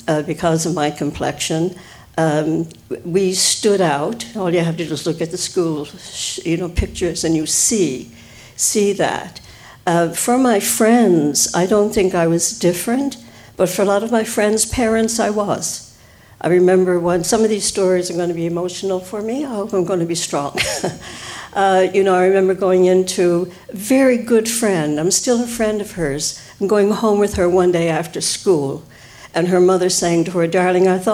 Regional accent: St. John's, Newfoundland and Labrador, Canada; I grew up on the Merchant Road, immediately above Yugara Street

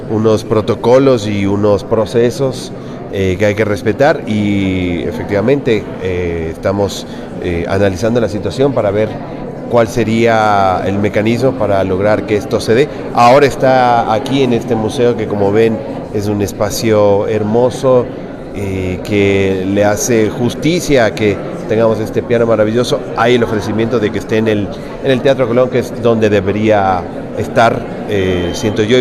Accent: Ecuador; la importancia que tiene esta región y esta ciudad en la construcción de, de lo que somos como ecuatorianos.

